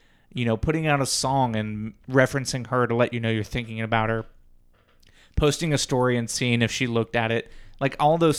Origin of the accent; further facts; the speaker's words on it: Ohio, United States; We didn't have to dig deep from that. We're from Southwest.